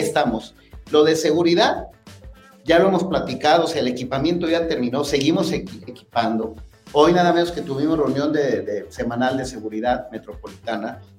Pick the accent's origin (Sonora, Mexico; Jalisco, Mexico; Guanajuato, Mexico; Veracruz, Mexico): Jalisco, Mexico; Tonalá; los que somos de Tonalá, los que estamos aquí sentados, somos tonaltecas, tonaltecas, aquí nacimos, aquí están los abuelos este, sepultados